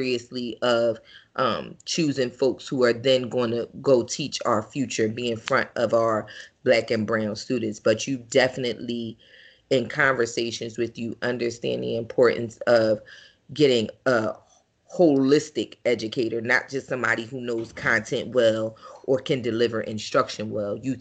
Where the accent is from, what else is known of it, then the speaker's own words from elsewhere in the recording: Philadelphia, Pennsylvania, United States; I'm from North Philly. Gratz in Dauphin, 19th in Dauphin, with the elementary school at 22nd in Dauphin, middle school 26th in Cumberland